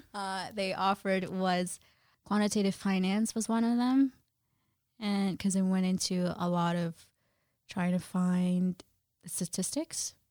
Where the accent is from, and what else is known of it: Jersey City, New Jersey, United States; born or raised there; also born or lived in Guyana / New York / Brooklyn